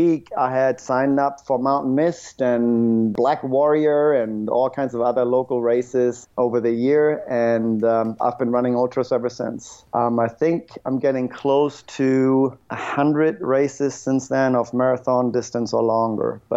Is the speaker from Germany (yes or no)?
yes; Northern Germany, Germany; moved away as an adult; now in Huntsville, Alabama, United States; originally I'm from Germany, northern Germany, which is actually pretty flat.